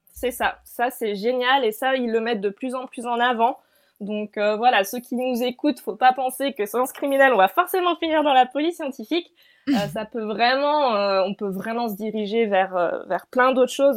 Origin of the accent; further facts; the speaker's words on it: France; moved away as an adult; also born or lived in Lausanne, Switzerland; now in Switzerland; je fais un doctorat du coup en Suisse, donc pas du tout en France, mais je suis française